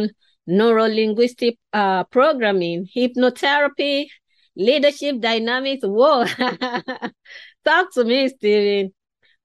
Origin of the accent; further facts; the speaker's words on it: Nigeria; I was born and raised in West Africa in Nigeria